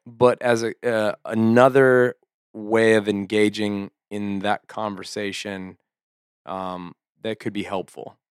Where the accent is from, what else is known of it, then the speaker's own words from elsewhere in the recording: United States; we're so American